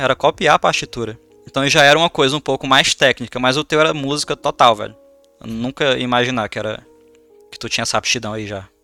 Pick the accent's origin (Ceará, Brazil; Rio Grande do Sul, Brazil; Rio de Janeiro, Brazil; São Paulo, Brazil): Ceará, Brazil; Madalena; a minha infância foi com o Jeff. A gente cresceu junto ali no Ceará, em Madalena